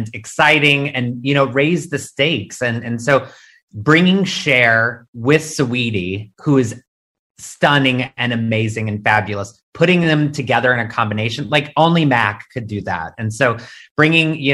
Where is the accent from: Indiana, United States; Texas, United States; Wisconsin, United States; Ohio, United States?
Indiana, United States; moved away; also born or lived in New York; a young queer kid in Indiana